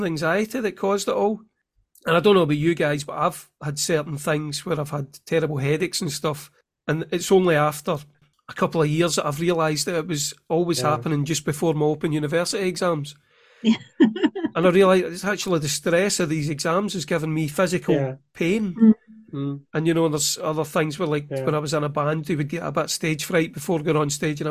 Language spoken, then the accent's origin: English; Scotland, United Kingdom; also born or lived in Clydebank; me being Scottish, I'd never had those lessons